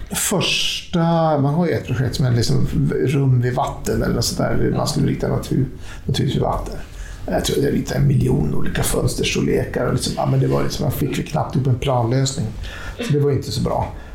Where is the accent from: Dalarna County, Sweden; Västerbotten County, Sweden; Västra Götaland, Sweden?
Västerbotten County, Sweden; Skellefteå; moved away as an adult; also born or lived in Jakobstad, Finland; now in Stockholm, Sweden; det är min uppväxtstad. Mm. Därför tycker jag också att det är min hemstad